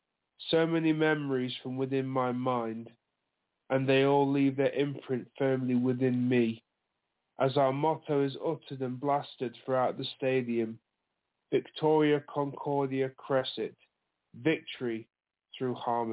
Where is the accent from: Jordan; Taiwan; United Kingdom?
United Kingdom